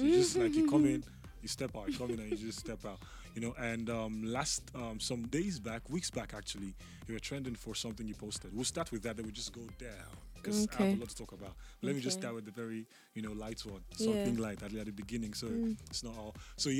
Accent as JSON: {"language": "English", "region": "Ondo", "country": "Nigeria", "said": "I'm from Ondo State too."}